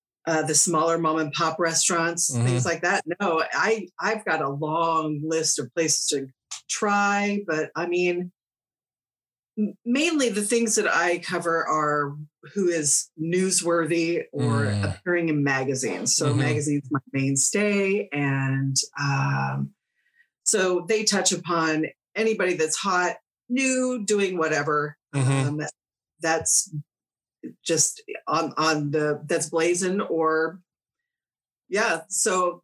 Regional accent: Roseville, California, United States; also born or lived in Orangevale, California; now in Citrus Heights, United States; I was born in Roseville Hospital

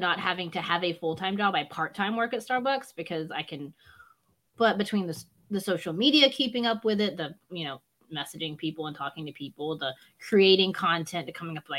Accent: the South, United States; I grew up in the South

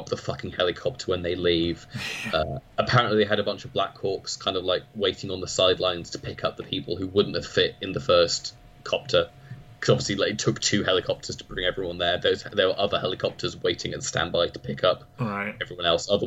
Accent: United Kingdom; as a British person

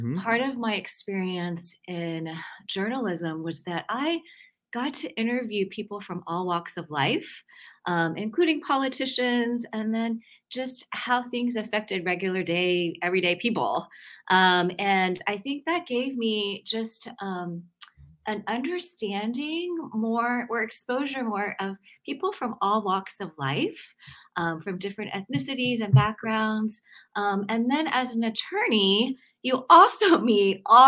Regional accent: Atlanta, Georgia, United States; I grew up in Atlanta

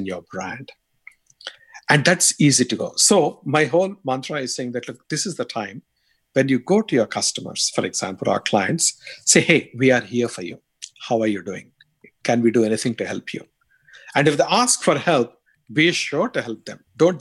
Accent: India; accent: strong Indian; moved away; my strong Indian accent

